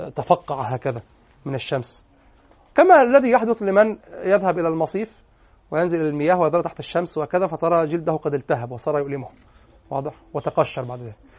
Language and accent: Arabic; Egypt; واحنا عندنا في مصر